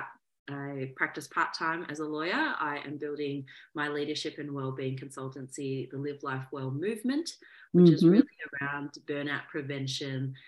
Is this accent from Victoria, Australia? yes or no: yes; Melbourne, Victoria, Australia; I am from Australia, so born and raised in Melbourne, Australia